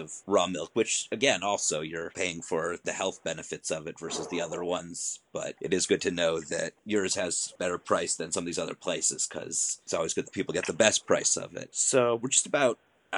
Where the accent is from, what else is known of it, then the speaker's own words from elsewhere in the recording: Ohio, United States; now in Los Angeles, United States; I'm actually from Ohio